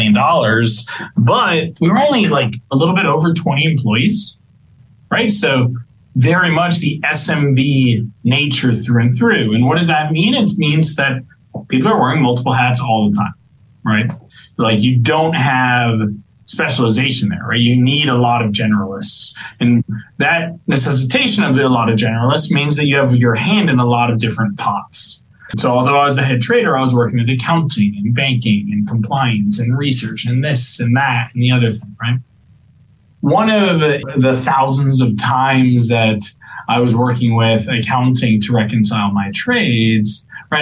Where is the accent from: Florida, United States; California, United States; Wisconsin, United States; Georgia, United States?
Florida, United States; Miami; moved away as an adult; I was born and raised in Miami. I grew up in Miami.